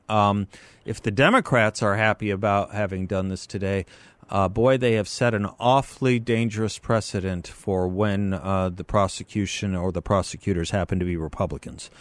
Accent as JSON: {"language": "English", "country": "United States"}